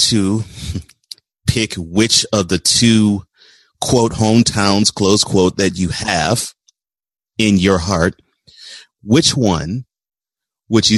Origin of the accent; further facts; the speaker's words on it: Houston, Texas, United States; also born or lived in New Orleans, Louisiana; I was born in New Orleans, but I was reared in Houston